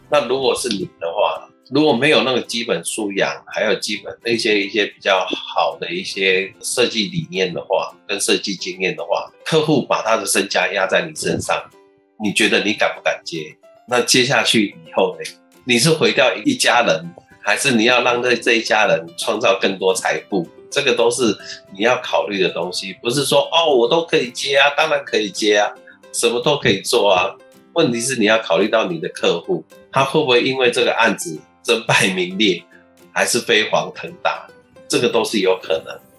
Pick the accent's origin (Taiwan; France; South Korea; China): Taiwan; 我们台湾这边